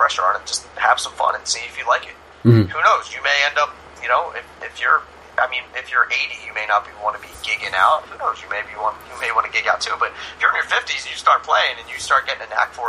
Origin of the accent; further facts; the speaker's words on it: Philadelphia, Pennsylvania, United States; now in New York area, United States; I'm originally from Philadelphia. I live in the New York area now.